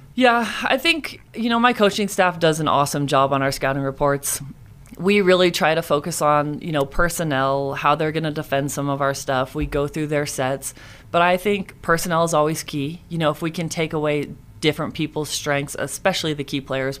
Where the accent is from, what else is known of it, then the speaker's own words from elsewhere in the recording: Moraga, California, United States; moved away as an adult; I grew up in Moraga, California, and I lived there until I moved out here